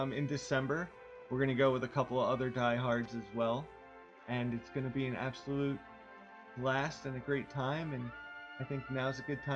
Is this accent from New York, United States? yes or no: yes; Northeast, about an hour east of New York City, United States; I'm from the Northeast, same as Lauren Allison, but about an hour east of New York City, not 2 hours south like they were